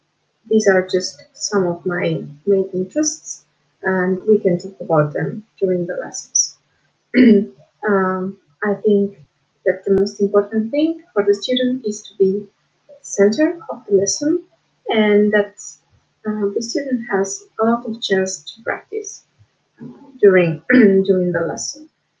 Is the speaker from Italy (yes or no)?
yes; Italy; English is a second language; I'm 24, I'm from Italy